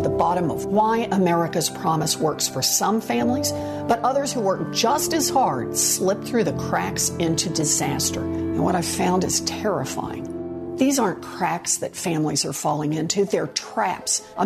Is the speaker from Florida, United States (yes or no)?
no; Oklahoma, United States; Growing up in Oklahoma